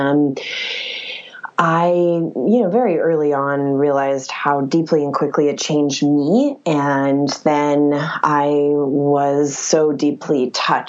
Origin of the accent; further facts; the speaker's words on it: West Virginia, United States; now in Los Angeles, United States; I'm a girl from West Virginia